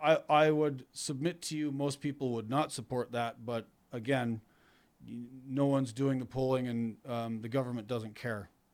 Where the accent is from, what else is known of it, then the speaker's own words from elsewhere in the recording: Canada; moved away as an adult; now in upstate New York, United States; I'm Canadian